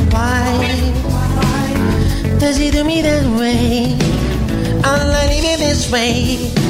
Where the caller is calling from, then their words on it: São Bernardo do Campo, São Paulo, Brazil; Eu sou de São Bernardo do Campo.